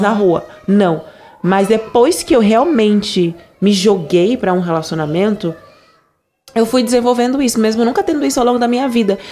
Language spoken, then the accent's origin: Portuguese; Angola; accent: Angolan; o meu sotaque original de Angola